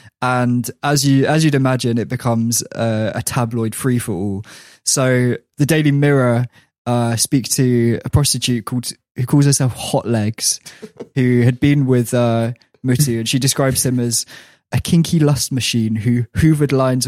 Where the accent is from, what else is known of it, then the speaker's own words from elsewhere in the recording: Transylvania, Romania; I was very surprised, even though I'm from Transylvania.